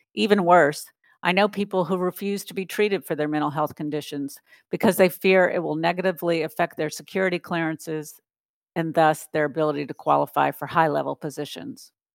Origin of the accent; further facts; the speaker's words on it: New Orleans, Louisiana, United States; now in Washington, D.C., United States; Although I had lived in the Washington, D C area for more than twenty years, New Orleans is my hometown